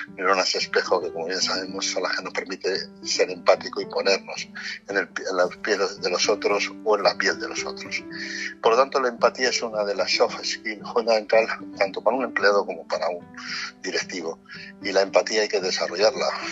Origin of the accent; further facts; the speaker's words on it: Castile and León, Spain; moved away; todos los castellanos que estamos por todo el mundo